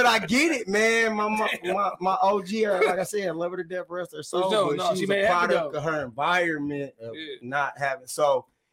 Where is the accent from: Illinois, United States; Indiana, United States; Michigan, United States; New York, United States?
Michigan, United States; Detroit; I grew up right across the street from Finney High School back then